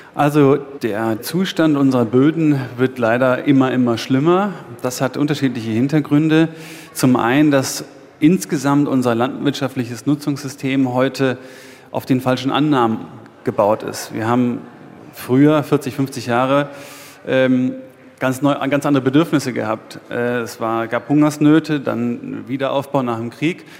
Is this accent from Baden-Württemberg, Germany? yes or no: no; East Brandenburg, Germany; wenn ich dort groß geworden bin und das meine Heimat ist